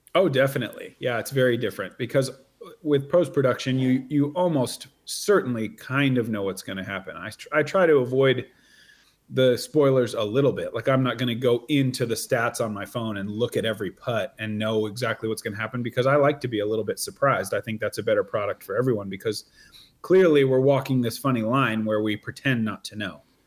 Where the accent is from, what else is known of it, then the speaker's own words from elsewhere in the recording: near Salem, Oregon, United States; also born or lived in East Coast, United States; I'm from near Salem. Yeah, yeah. my hometown is uh, about 45 minutes drive from where I live now